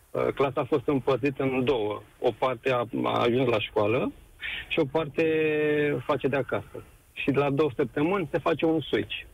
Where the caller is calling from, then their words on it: Bucharest, Romania; Ah, sunt din București.